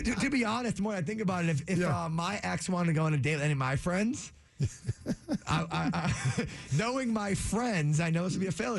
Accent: Framingham, Massachusetts, United States; Born and raised in Framingham, Mass.

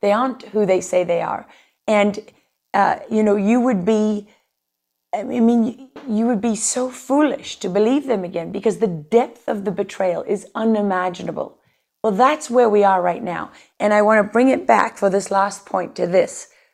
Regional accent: South Africa; moved away as an adult; now in United States; a white South African growing up in a country

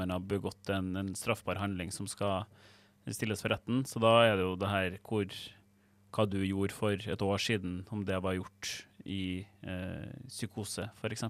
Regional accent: Trøndelag, Norway; Jeg er fra Trøndelag

